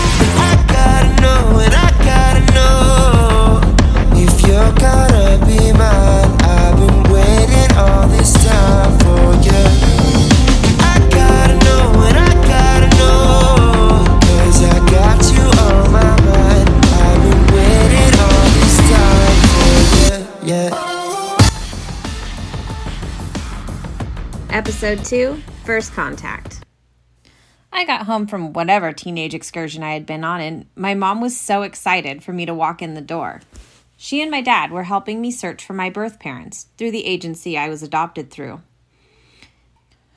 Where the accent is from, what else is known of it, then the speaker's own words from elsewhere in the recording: Northern California, United States; also born or lived in Oregon; I grew up and still live in Northern California.